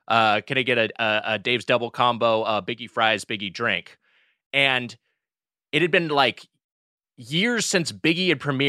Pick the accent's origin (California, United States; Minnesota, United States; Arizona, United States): California, United States; I'm from the West Coast, and I'm a lifelong SoCal surfer dude, and like Wendy's was always like a little bit nicer out here